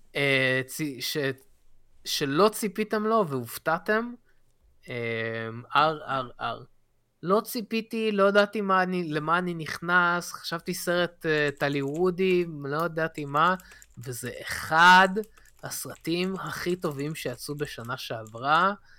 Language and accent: Hebrew; Israel; כשהייתי קטן בארץ